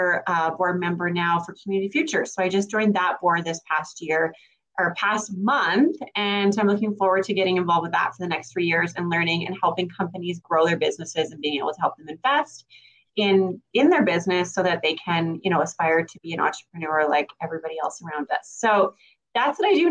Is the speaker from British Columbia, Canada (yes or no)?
no; Grovedale, Alberta, Canada; also born or lived in Grande Prairie; I obviously born and raised in Grand Prairie, grew up in Grovedale. I am a homegrown Grovedale girl